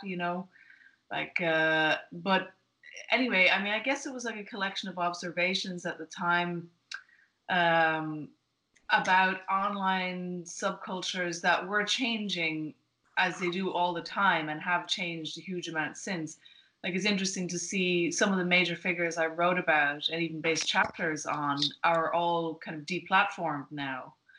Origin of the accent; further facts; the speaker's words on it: Ireland; moved away as an adult; now in United States; I'm Irish but I've been in mm-hmm. America for a while